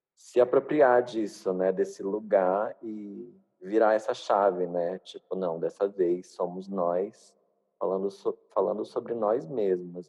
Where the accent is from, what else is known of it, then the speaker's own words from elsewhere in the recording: Manaus, Amazonas, Brazil; sou nortista, nascida e criada em Manaus